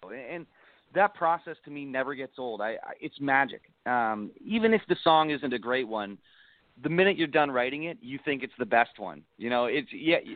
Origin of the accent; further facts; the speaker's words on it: Niagara Falls, Ontario, Canada; my house where I grew up in Niagara Falls